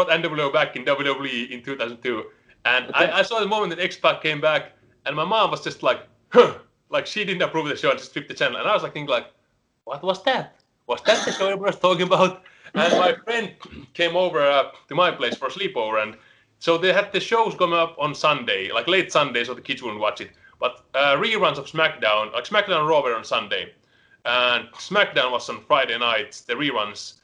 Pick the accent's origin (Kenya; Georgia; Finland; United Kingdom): Finland; Helsinki, Uusimaa; English is a second language; moved away as an adult; now in United States; I'm born and raised in Helsinki, which is the capital